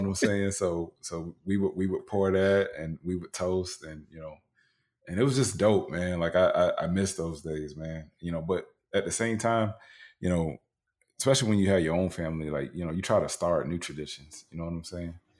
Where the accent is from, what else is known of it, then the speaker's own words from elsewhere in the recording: Tampa, Florida, United States; I grew up in Tampa, Florida